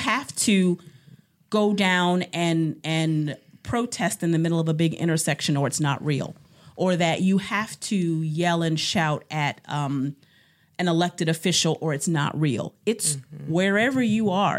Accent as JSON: {"language": "English", "town": "Cleveland", "region": "Ohio", "country": "United States", "moved": "as an adult", "lives_now": "Cedarburg, United States", "said": "I am from Cleveland, Ohio"}